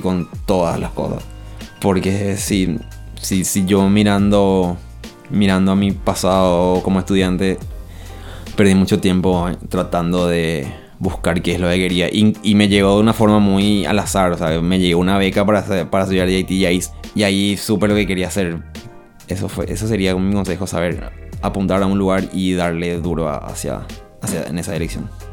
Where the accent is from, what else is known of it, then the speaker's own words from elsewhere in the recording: Paraguay; moved away as an adult; yo me fui del Paraguay en el 2010. Y volví en el 2017